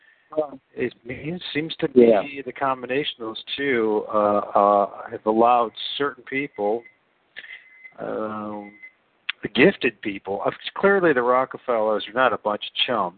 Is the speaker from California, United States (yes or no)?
no; Ohio, United States; I'm a guy from Ohio